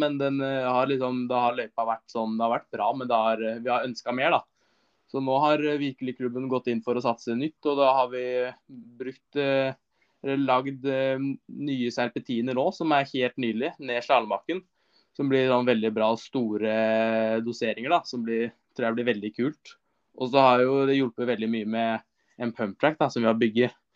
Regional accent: Son, Akershus, Norway; also born or lived in Larkollen; jeg kommer jo fra Son

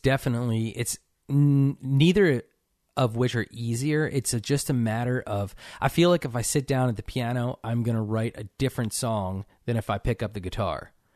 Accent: Cherry Hill, New Jersey, United States; now in Nashville, United States; I grew up in, uh, Cherry Hill, New Jersey

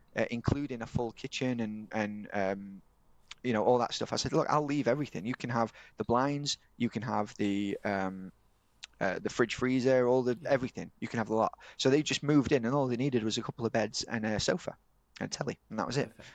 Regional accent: Yorkshire and the Humber, United Kingdom; I'm from Yorkshire

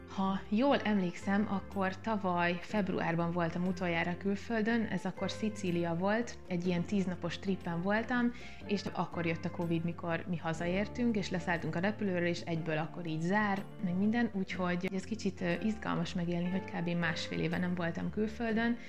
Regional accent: Zala, Hungary; moved away; aki egyébként ott születtem, és, és nagyon sok időt töltöttem

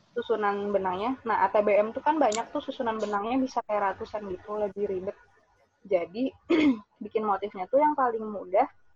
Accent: Samarinda, East Kalimantan, Indonesia; moved away as an adult; saya ini orang Samarinda gitu. Saya dari kecil di Samarinda

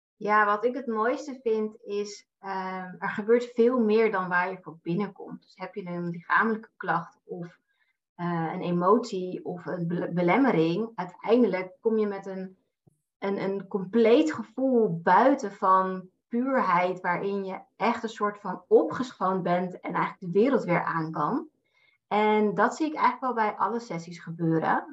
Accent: Amsterdam, North Holland, Netherlands; now in Naarden, Netherlands; Ik kom uit Amsterdam en ik woon in Naarden samen met mijn vriend

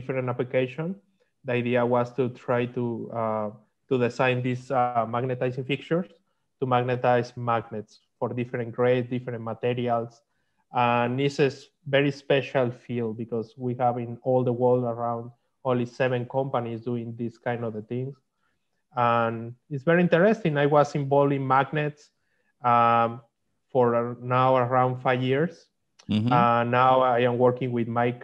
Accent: Mexico; English is a second language; moved away as an adult; also born or lived in Huntsville, Alabama, United States; now in United States; I am from Mexico. I come here to USA 7 years ago

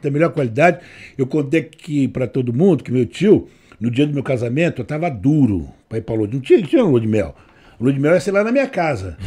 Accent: Brazil; also born or lived in São Carlos, São Paulo; nós somos brasileiros

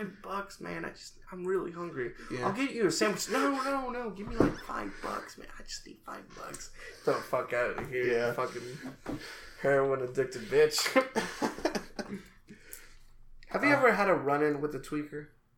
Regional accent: Mexico; If you're listening, Thea, you're not a bad person. We're from Mexico. It doesn't affect us.

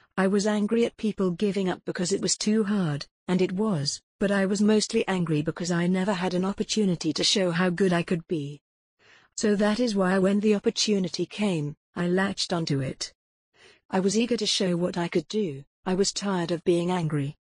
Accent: Foz do Iguaçu, Paraná, Brazil; moved away; my hometown Foz do Agaçu in Brazil

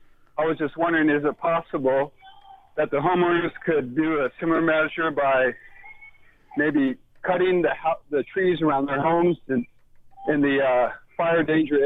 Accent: San Francisco Bay Area, California, United States; now in Kansas City, United States; I'm actually from the Bay Area

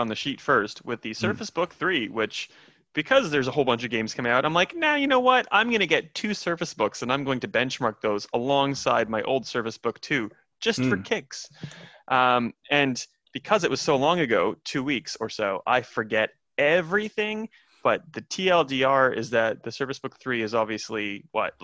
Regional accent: Saskatoon, Saskatchewan, Canada; moved away; I miss my hometown. I can't go to Canada.

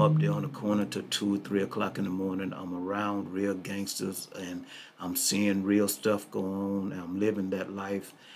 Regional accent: Greenville, Mississippi, United States; also born or lived in Miami, Florida; now in Wichita, United States; I was born and raised in Mississippi, Greenville, Mississippi

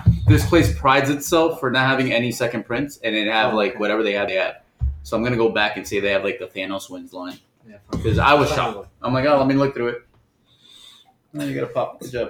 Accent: New Jersey, United States; now in Hialeah, United States; I grew up in New Jersey.

